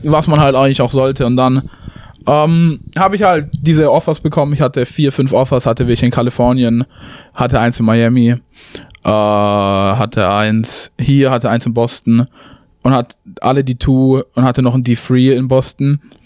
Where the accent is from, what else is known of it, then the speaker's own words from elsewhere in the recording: Tübingen, Baden-Württemberg, Germany; moved away as an adult; also born or lived in Chicago area, United States; now in Romeoville, United States; ich komme aus Tübingen